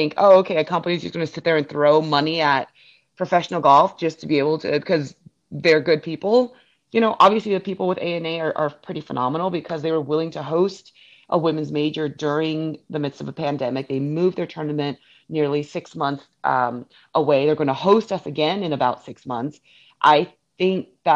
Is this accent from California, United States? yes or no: yes; Northern California, United States; now in Florida, United States; growing up in California